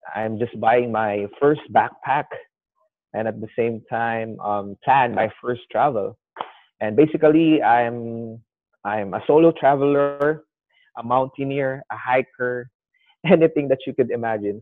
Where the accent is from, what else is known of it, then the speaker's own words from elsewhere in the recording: Philippines; I'm 29, a Filipino traveler.